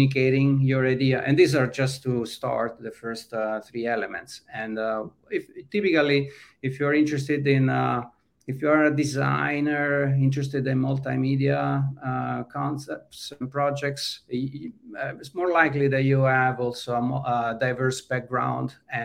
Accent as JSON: {"language": "English", "country": "Italy", "tie": "born or raised there", "moved": "as an adult", "lives_now": "California, United States", "said": "in Italy, growing up in a small town"}